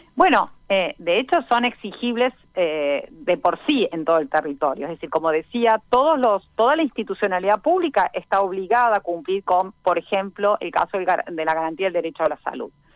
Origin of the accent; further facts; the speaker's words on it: Argentina; en nuestro caso, un país federal como es Argentina